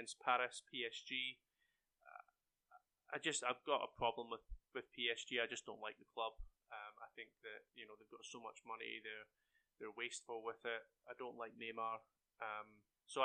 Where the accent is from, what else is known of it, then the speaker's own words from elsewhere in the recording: Scotland, United Kingdom; now in Cedartown, United States; from being Scottish